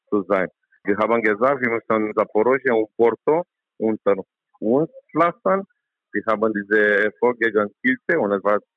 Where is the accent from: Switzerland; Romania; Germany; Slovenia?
Romania; German is a second language